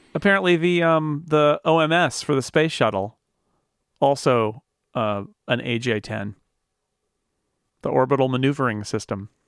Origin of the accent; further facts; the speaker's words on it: near Sacramento, California, United States; I grew up sort of near Sacramento